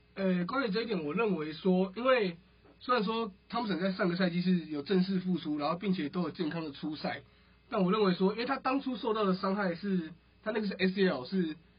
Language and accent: Chinese; Taiwan; 我们台湾人